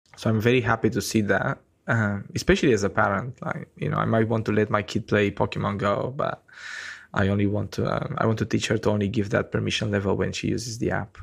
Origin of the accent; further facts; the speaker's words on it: Romania; moved away as an adult; now in New Zealand; I'm from Romania in Eastern Europe